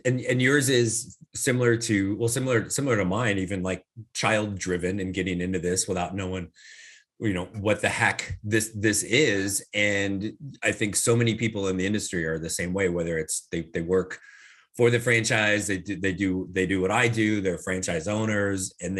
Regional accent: Midwest, United States; So, I grew up in the Midwest, and as you know, I'm in your area in Florida, half my life too.

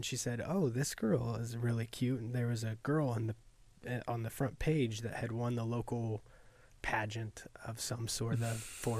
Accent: Greenfield, Indiana, United States; also born or lived in Texas / San Angelo, Texas; we're both from Central Indiana, Greenfield, and she went to New Pal. We're 5 years apart, didn't know each other growing up at all. And I grew up kind of in Indiana and in Texas.

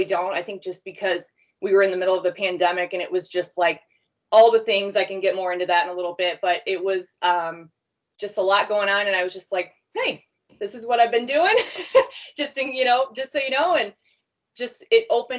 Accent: Sycamore, Illinois, United States; I'm from Sycamore, Illinois, Northern Illinois, like about an hour from Chicago

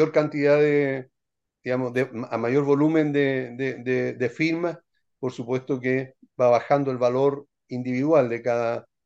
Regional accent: Santiago, Santiago Metropolitan Region, Chile; ¿podría suceder que la propiedad que yo quiera vender esté en Antofagasta yo soy de Santiago y el comprador es de Temuco

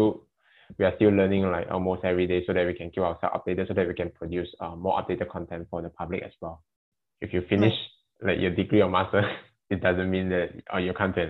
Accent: Sandakan, Sabah, Malaysia; moved away; I come from Sabah, Sanakan

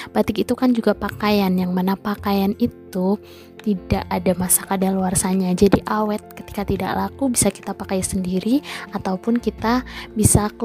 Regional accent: Bumiayu, Central Java, Indonesia; Saya dari Bumiayu, Brebes, Jawa Tengah.

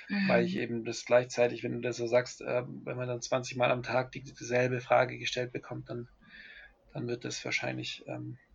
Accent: Germany; moved away; also born or lived in Colombia; Ich, ich habe das als Deutscher im Ausland eher im, immer die Nazi-Keule mitbekommen. Ich, ähm, also nachdem ich dann länger in Kolumbien gelebt habe

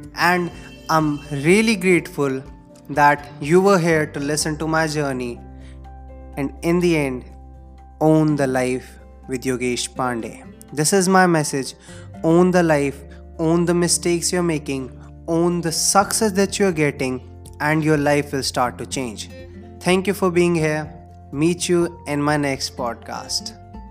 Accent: India; English is a second language; I belong to India. We generally speak in Hindi, of course.

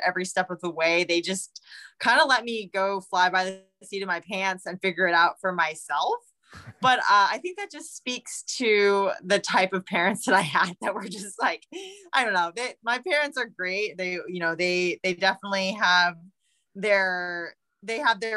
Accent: New York, United States; I'm a New Yorker. I live in New York.

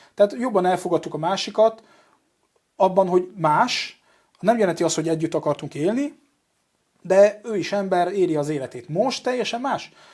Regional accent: Paris, Île-de-France, France; Hungarian is a second language; moved away as an adult; now in Budapest, Hungary; édesanyám magyar, apám francia, és én tulajdonképpen kint nőttem föl Párizsban

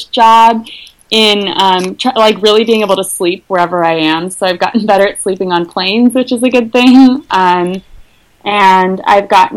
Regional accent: Eugene, Oregon, United States; moved away; I'm from Eugene, which is a small, about 150,000 people. It's a college town in the state of Oregon.

